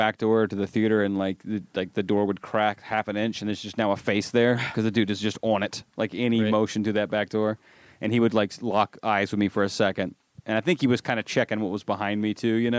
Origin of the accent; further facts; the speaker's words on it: Alabama, United States; you can tell I'm from Alabama, because I can know all the.